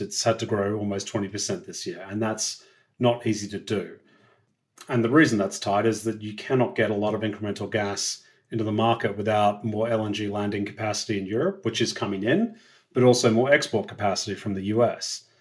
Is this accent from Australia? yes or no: yes; Australia; as an Australian